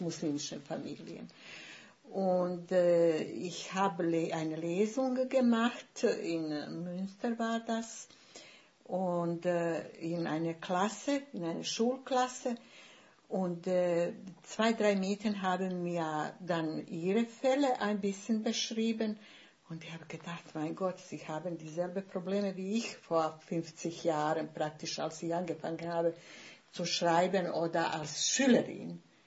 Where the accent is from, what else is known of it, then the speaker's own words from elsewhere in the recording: Bosnia & Herzegovina; first language Bosnian; German is a second language; moved away as an adult; now in Germany; Und deshalb musste ich Bosnien verlassen. Ich wurde äh, vertrieben praktisch aus meinem Heimatort.